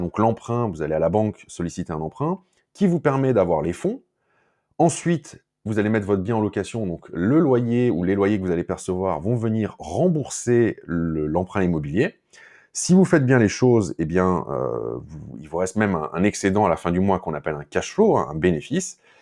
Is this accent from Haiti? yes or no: no; France; chez nous en France